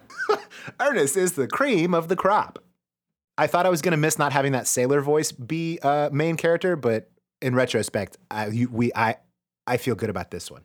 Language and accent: English; United States; I am an American, uh, and I grew up with The Simpsons all around me.